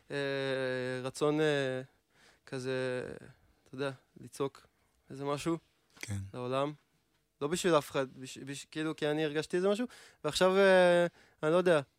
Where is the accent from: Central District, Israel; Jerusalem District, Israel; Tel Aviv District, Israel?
Central District, Israel; Rishon LeZion; ראשון לציון, אני מראשון לציון.